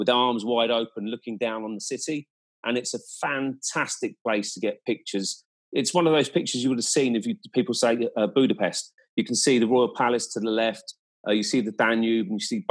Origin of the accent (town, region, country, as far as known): Ireland